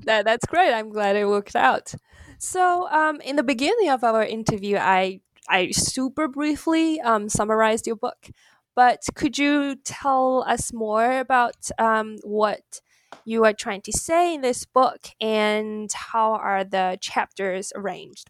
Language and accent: English; China; now in United States; I grew up in China.